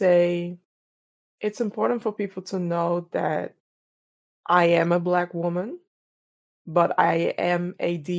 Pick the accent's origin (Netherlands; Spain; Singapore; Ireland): Netherlands; Amsterdam, North Holland; born and raised in Amsterdam, the Netherlands